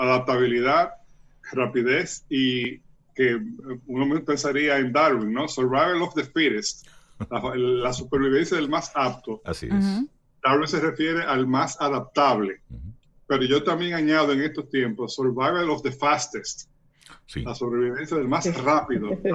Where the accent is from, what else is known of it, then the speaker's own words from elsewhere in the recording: Dominican Republic; ese atributo que tenemos como cultura dominicana